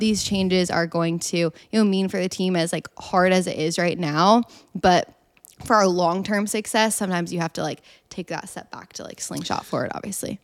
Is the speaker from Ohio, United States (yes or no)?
yes; Columbus, Ohio, United States; now in Austin, United States; I'm from Columbus, Ohio